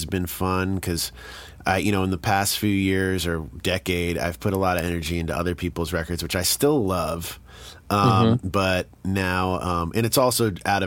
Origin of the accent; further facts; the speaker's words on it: suburbs of New York, United States; in suburbs of New York